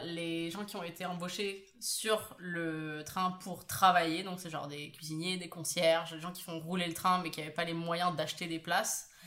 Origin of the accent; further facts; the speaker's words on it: Paris, Île-de-France, France; je viens de Paris